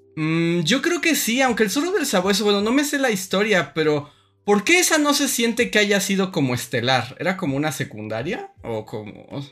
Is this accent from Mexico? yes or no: yes; Mexico; somos mexicanos